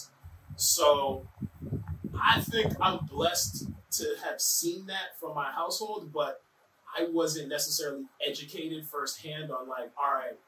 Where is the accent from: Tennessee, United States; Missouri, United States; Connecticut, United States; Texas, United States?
Connecticut, United States; Manchester; growing up in Manchester